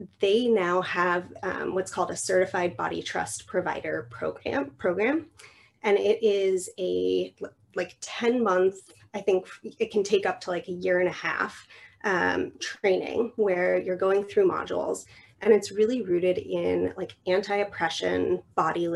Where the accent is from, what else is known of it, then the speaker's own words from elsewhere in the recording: New Mexico, United States; moved away as an adult; also born or lived in Oregon; I moved across the country from New Mexico to Oregon.